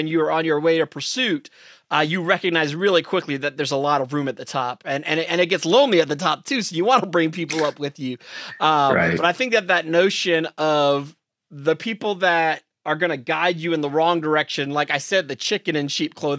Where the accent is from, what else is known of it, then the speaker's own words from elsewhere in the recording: New York City, New York, United States; I grew up, I'm from New York City